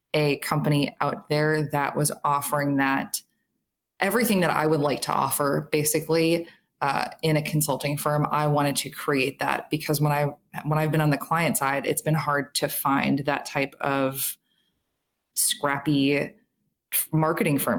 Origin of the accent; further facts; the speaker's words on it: Chicago, Illinois, United States; also born or lived in Minneapolis; So I'm from Chicago. I live in Chicago now